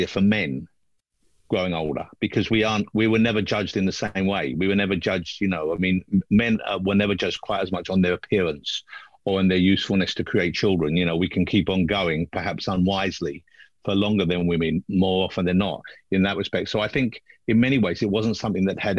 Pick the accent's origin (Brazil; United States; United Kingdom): United Kingdom; London; I was born in London, I always lived in London